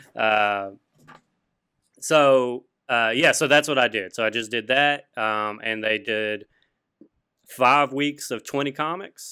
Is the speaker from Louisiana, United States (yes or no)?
yes; Louisiana, United States; Oh, Louisiana